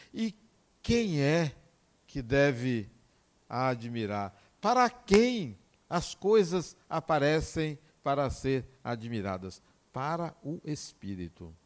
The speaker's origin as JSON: {"language": "Portuguese", "town": "Acajutiba", "region": "Bahia", "country": "Brazil", "tie": "born or raised there", "said": "eu nasci em Acajutiba"}